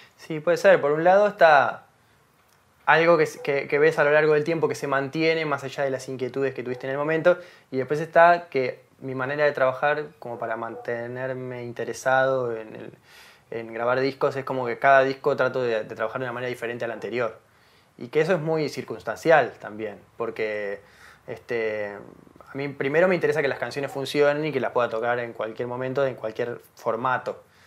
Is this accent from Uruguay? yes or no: yes; Montevideo, Uruguay; nací en Montevideo, que viví toda mi vida en Montevideo